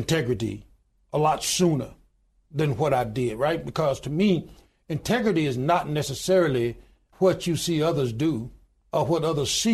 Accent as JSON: {"language": "English", "town": "Goodwater", "region": "Alabama", "country": "United States", "tie": "born or raised there", "said": "I was born in the Deep South. I was born in a little small town in Goodwater, Alabama, population 1,292 today"}